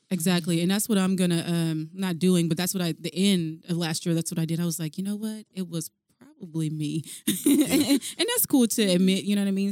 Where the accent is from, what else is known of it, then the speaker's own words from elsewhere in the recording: Alaska, United States; I am from Alaska, my family, they all live in like Mississippi